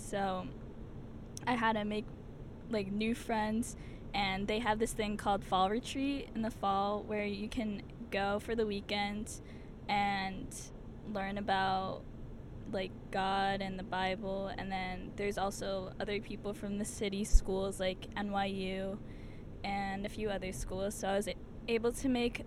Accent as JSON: {"language": "English", "region": "New Jersey", "country": "United States", "tie": "born or raised there", "said": "I grew up in New Jersey."}